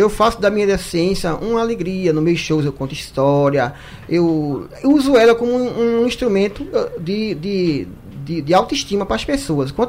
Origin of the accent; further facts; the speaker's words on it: Salgado de São Félix, Paraíba, Brazil; also born or lived in Macaparana, Pernambuco; Eu nasci no sítio Pau d'Arco, hum. município de Salgado de São Félix, na Paraíba.